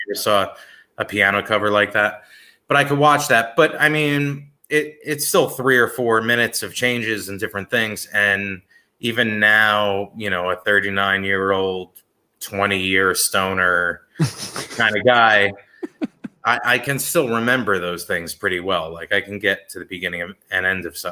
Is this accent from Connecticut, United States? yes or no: no; Bergen County, New Jersey, United States; Bergen County, where I grew up